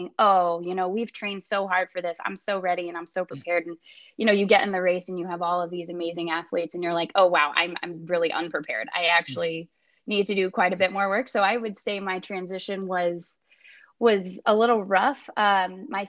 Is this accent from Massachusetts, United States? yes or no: no; Philadelphia, Pennsylvania, United States; I'm not from the state of Indiana. I'm actually from Philadelphia